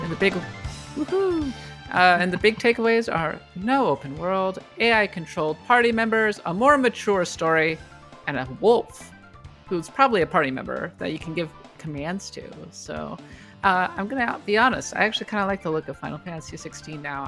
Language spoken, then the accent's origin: English; Bloomington, Minnesota, United States; my hometown, Bloomington, Minnesota